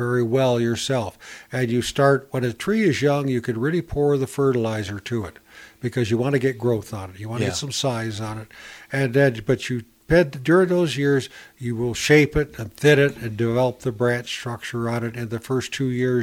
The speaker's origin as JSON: {"language": "English", "region": "Northern Ohio", "country": "United States", "tie": "born or raised there", "moved": "yes", "said": "I was raised in Northern Ohio."}